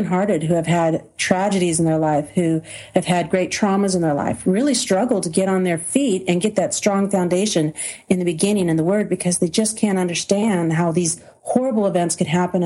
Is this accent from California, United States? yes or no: yes; Southern California, United States; moved away as an adult; And I thought I had the typical childhood that everybody would have in Southern California, raised in a middle-class neighborhood.